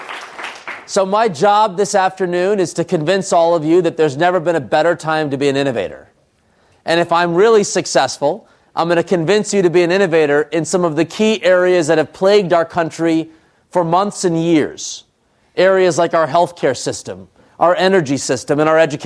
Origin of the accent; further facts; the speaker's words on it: Trenton, New Jersey, United States; I was born in Trenton, New Jersey.